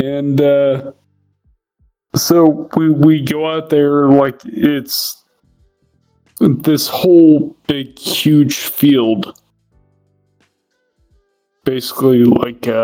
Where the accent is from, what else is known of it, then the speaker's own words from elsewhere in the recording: Ohio, United States; also born or lived in Oklahoma; I was born and raised in Ohio